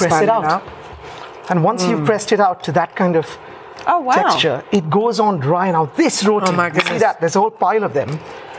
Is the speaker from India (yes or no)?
yes; India; I grew up in India.